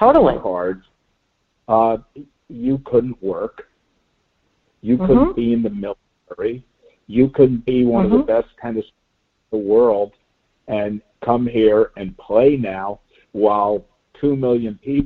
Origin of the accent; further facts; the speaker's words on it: Miami Beach, Florida, United States; growing up on Miami Beach